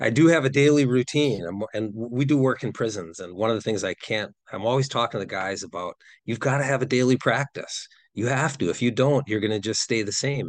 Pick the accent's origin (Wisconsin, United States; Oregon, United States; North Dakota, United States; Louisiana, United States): Wisconsin, United States; I'm from Wisconsin